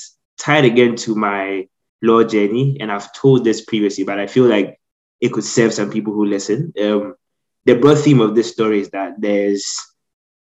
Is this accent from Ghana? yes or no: yes; Ghana; moved away as an adult; also born or lived in United States; now in United Kingdom; I spent most of my life in Ghana, so that's where I grew up, hence my accent.